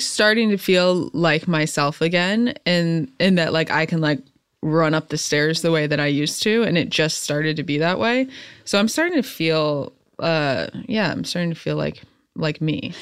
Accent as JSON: {"language": "English", "region": "central Illinois", "country": "United States", "tie": "born or raised there", "moved": "yes", "lives_now": "Los Angeles, United States", "said": "growing up in the Midwest, I was, like, grew up in more, like, the country, central Illinois."}